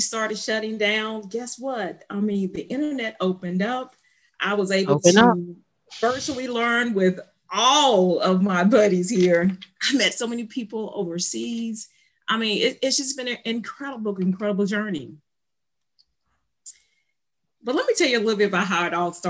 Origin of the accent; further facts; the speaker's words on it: Ocean Springs, Mississippi, United States; I am from the Mississippi Gulf Coast, Ocean Springs, Mississippi.